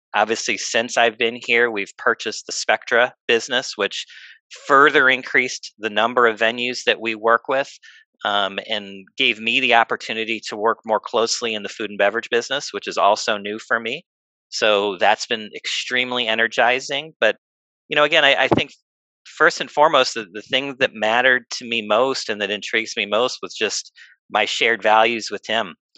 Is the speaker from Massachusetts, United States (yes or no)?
no; Northwest Indiana, United States; moved away as an adult; also born or lived in Florida; I grew up in Northwest Indiana